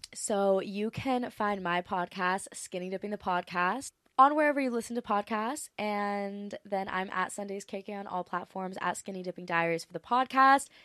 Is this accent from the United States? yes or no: yes; Maui, Hawaii, United States; moved away; also born or lived in Los Angeles / Australia; I feel like Maui's my hometown.